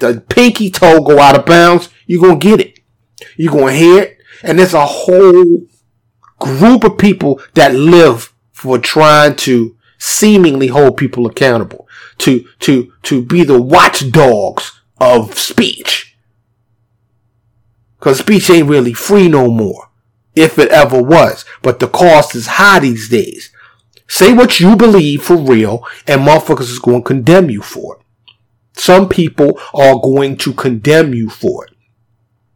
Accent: New York City, New York, United States; moved away as an adult; But I born and raised there. My whole upbringing was there.

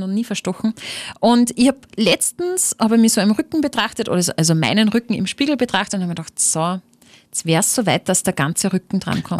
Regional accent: Upper Austria, Austria; das ist meine Heimat, das ist mein Oberösterreich

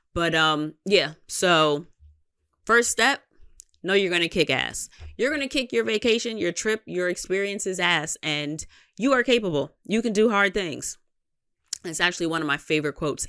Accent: New York, United States; I'm from New York

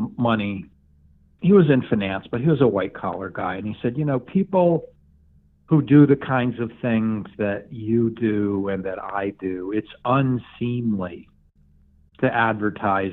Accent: Borscht Belt Catskills, New York, United States; I grew up in the Borscht Belt Catskills.

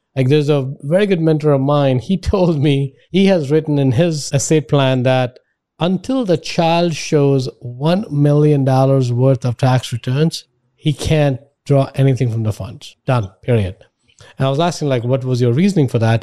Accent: India; now in United States; I grew up in India

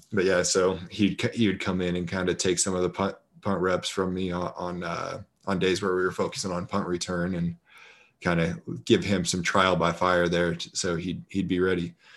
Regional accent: Colorado, United States; moved away as an adult; also born or lived in Oakland; now in Las Vegas, United States; I'm from originally from Colorado

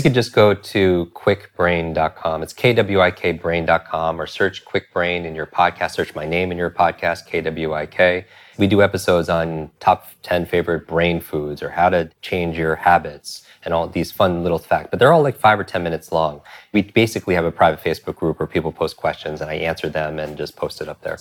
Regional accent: New York, United States; I'm from New York

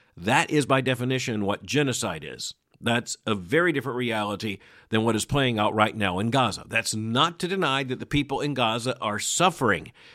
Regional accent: Florida, United States; Florida is my home state. I was born here in the year nineteen fifty-nine.

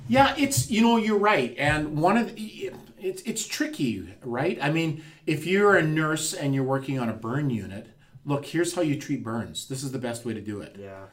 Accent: McBride, British Columbia, Canada; moved away; I'm from McBride

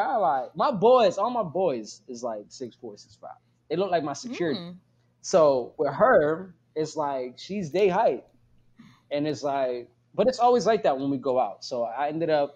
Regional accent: Pittsburgh, Pennsylvania, United States; accent: Pittsburgh; I'm from the Burg

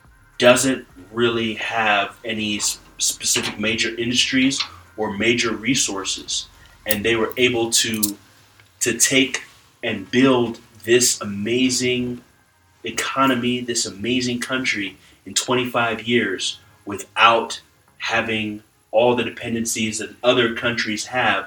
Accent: Ghana; I'm from Ghana

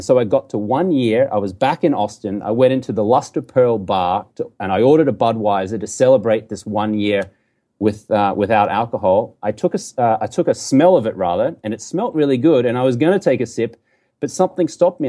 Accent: Brisbane, Queensland, Australia; moved away as an adult; also born or lived in London; now in United States; I grew up in Brisbane, Australia. You can tell I got a funny accent here

